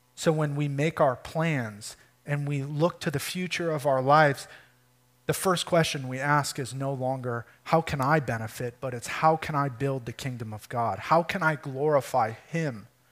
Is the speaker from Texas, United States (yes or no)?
no; Michigan, United States; moved away as an adult; we're from Michigan